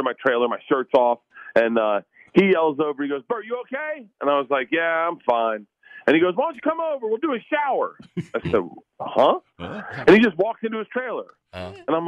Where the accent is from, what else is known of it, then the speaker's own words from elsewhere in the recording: the South, United States; I grew up in the South